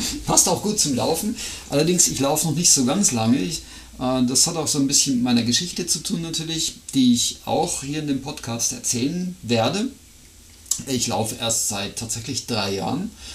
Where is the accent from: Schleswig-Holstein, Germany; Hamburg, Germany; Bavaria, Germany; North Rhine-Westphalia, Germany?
Bavaria, Germany; near Regensburg; moved away as an adult; now in Switzerland; ich bin ja auch in Deutschland geboren